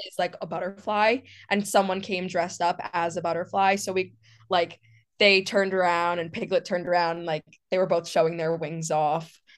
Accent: New York City, New York, United States; moved away; I'm from New York City

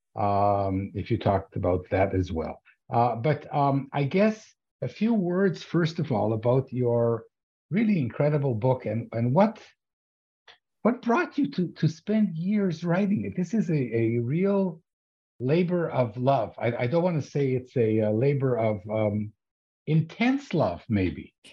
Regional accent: Ottawa, Ontario, Canada; I'm from Ottawa

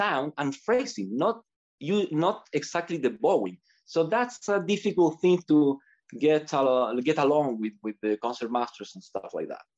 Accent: Chile; also born or lived in United States; I decided to come back to Chile and I joined the Sinfonica when I was 23

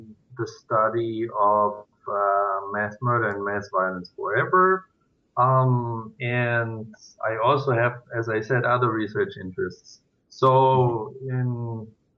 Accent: Germany; moved away as an adult; now in Switzerland; I was born in Germany

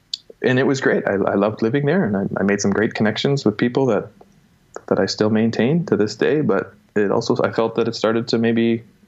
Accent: Elmira, Ontario, Canada; also born or lived in Toronto; I'm not from Toronto. I'm from a town called Elmira, Ontario.

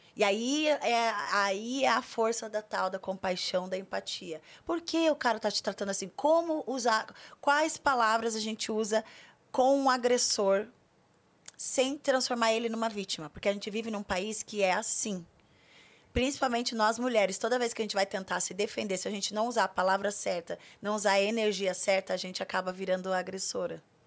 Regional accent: Curitiba, Paraná, Brazil; moved away as an adult; now in São Paulo, Brazil; Eu sou de Curitiba, é, não é fácil ser mulher preta de Curitiba

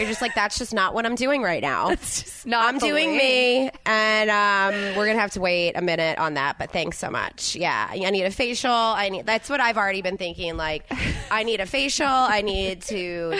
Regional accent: New Jersey, United States; moved away; I'm from South Jersey.

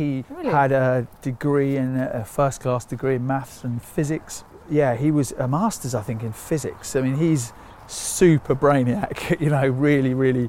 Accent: Sri Lanka; now in United Kingdom; And then when you get the Sri Lankans are mostly from the Tamil community. We're from the Sinhalese community. So we're then a minority of a minority of a minority.

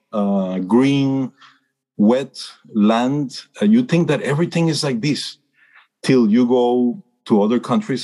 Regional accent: Costa Rica; I was born and raised in Costa Rica

